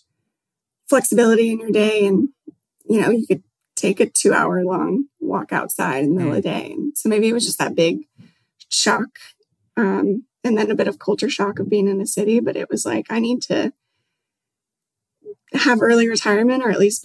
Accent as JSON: {"language": "English", "town": "Albuquerque", "region": "New Mexico", "country": "United States", "tie": "born or raised there", "also_born_or_lived": "Colorado / Houston", "moved": "as an adult", "said": "I grew up in New Mexico"}